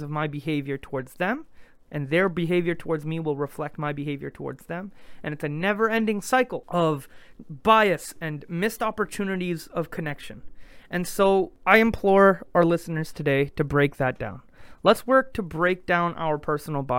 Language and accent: English; Quebec, Canada; growing up in Quebec